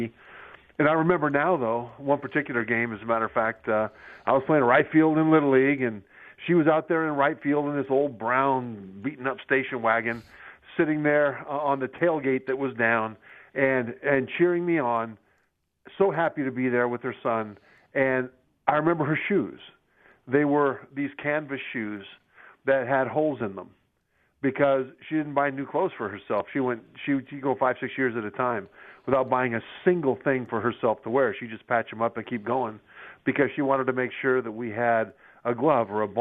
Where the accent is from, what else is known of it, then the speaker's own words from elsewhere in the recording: Sacramento, California, United States; moved away as an adult; also born or lived in Utah; I grew up in Sacramento, California, Rio Americano High School